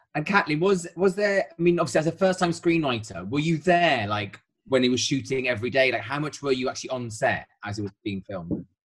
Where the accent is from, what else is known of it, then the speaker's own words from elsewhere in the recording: Wales, United Kingdom; as a Welshman